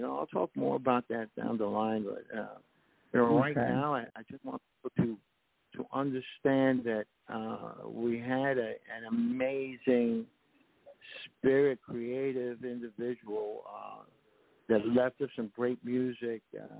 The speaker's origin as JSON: {"language": "English", "town": "New York City", "region": "New York", "country": "United States", "tie": "born or raised there", "also_born_or_lived": "Los Angeles / Seattle", "moved": "as an adult", "said": "I grew up in New York."}